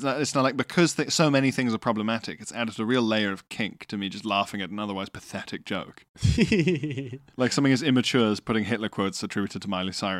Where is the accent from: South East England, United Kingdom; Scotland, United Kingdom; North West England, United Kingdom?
Scotland, United Kingdom; Arbroath; We were doing a night shift not so far from home in Dundee. I'm from Arbroath.